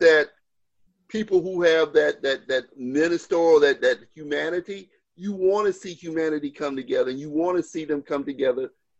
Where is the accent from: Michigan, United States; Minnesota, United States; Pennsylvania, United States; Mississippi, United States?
Mississippi, United States; Beartown; also born or lived in New York; I'm from Beartown.